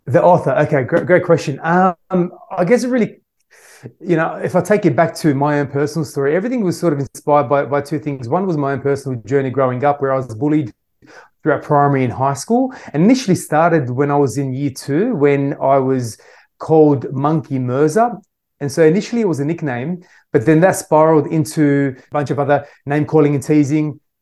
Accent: Australia; I was born in Australia my parents originally uh, came to Australia from Syria

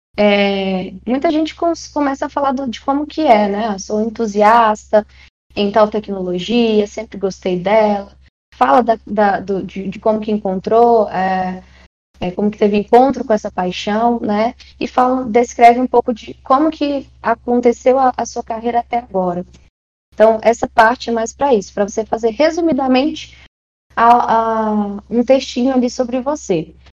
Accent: Maranhão, Brazil; also born or lived in São Paulo; now in Brasília, Brazil; eu nasci no Maranhão, já morei em São Paulo, mas hoje eu moro em Brasília

